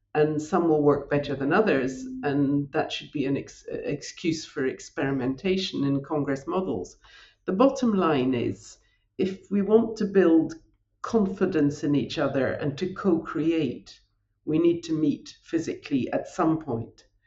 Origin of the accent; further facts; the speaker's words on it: north of Scotland, United Kingdom; accent: Scottish; moved away as an adult; also born or lived in London; now in Paris, France; as my accent and my name indicates, I'm I'm Scottish. I'm also French as well now. But uh, when I was growing up on a on a farm in the north of Scotland